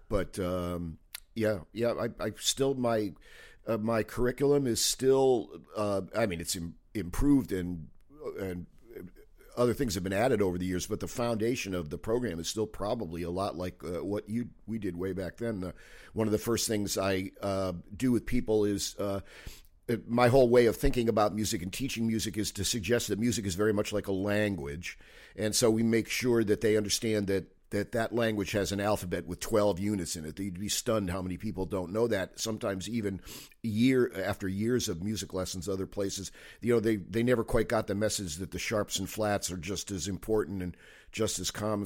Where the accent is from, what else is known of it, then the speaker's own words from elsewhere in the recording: Manchester, Connecticut, United States; moved away as an adult; also born or lived in Cape Cod, Massachusetts; I grew up in Manchester, Connecticut